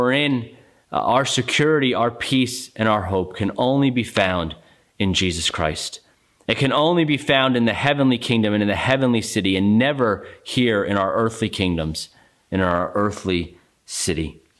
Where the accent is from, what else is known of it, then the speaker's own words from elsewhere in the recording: United States; as American citizens